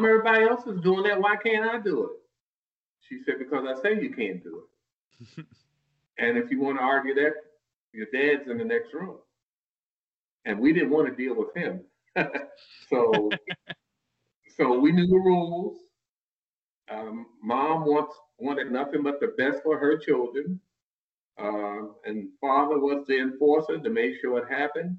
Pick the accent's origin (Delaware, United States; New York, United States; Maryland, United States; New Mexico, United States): Maryland, United States; Baltimore; I'm from Baltimore, Maryland.